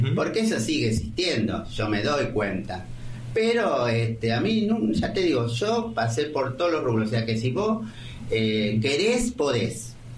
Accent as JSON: {"language": "Spanish", "town": "Ramallo", "region": "Buenos Aires Province", "country": "Argentina", "tie": "born or raised there", "also_born_or_lived": "Colón, Buenos Aires", "said": "Nacida y criada aquí"}